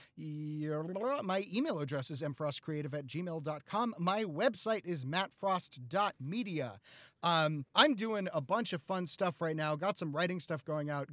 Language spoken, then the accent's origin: English; the North, United States; I growing up in the North